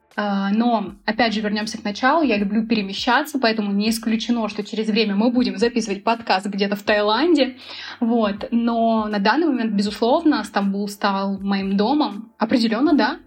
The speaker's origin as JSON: {"language": "Russian", "town": "Volgograd", "region": "Volgograd Oblast", "country": "Russia", "tie": "born or raised there", "also_born_or_lived": "Moscow / Sochi", "moved": "yes", "lives_now": "Istanbul, Turkey", "said": "Я вообще родом из Волгограда, потом я жила в Москве, потом я переехала в Сочи"}